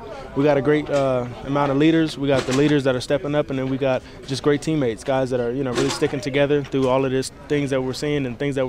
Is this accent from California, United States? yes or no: yes; Los Angeles, California, United States; moved away as an adult; now in Salt Lake City, United States; Super special in my hometown.